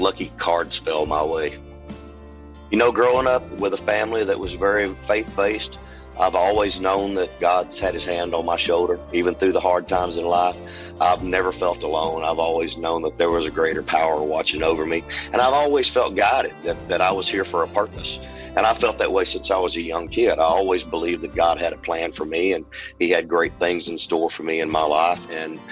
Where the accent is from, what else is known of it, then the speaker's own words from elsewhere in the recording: Southwest Arkansas, United States; also born or lived in East Texas; now in Nashville, United States; I grew up in Southwest Arkansas